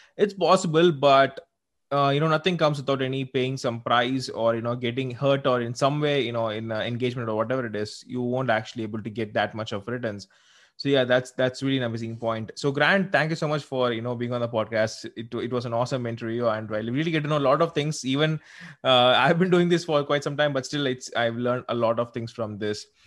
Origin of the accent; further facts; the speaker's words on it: South India, India; I'm actually from South India